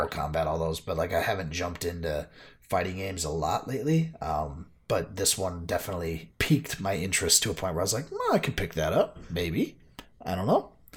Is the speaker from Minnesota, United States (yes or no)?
yes; Minnesota, United States; Me being a Minnesota boy